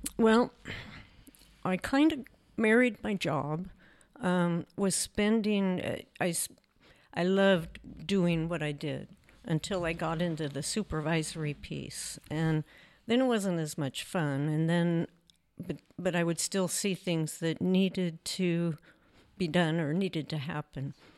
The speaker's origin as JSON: {"language": "English", "area": "Clatsop Plains", "region": "Oregon", "country": "United States", "tie": "born or raised there", "said": "we were born and raised on Clatsop Plains"}